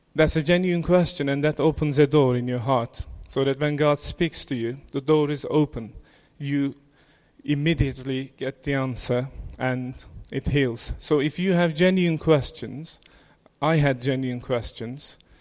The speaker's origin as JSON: {"language": "English", "country": "Turkey", "tie": "born or raised there", "said": "I was born in Turkey"}